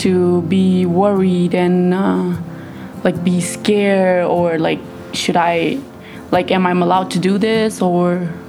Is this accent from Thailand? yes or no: yes; Thailand; now in United States; I was born in Thailand.